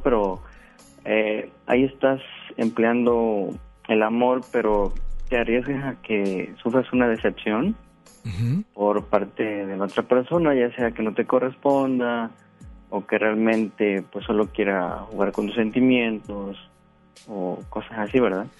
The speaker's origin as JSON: {"language": "Spanish", "region": "Veracruz", "country": "Mexico", "moved": "as an adult", "lives_now": "Guadalupe, Mexico", "said": "Yo soy del estado de Veracruz. ya tengo acá tres años me vine a trabajar"}